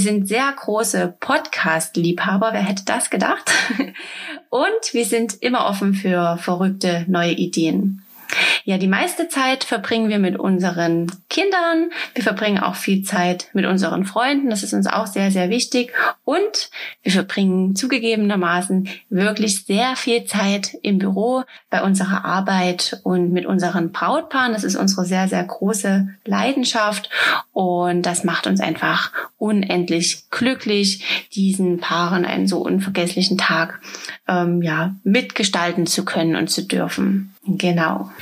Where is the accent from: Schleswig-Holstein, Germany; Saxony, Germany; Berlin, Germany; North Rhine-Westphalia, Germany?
Saxony, Germany; near Dresden; Wir kommen aus der Nähe von Dresden